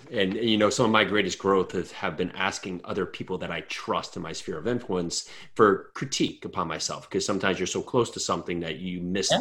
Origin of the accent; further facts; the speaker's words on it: New Jersey, United States; I'm from New Jersey